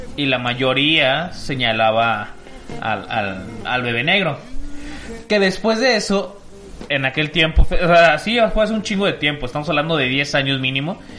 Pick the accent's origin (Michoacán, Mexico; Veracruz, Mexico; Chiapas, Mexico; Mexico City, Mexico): Mexico City, Mexico; now in Guadalajara, Mexico; Yo soy de, de Ciudad de México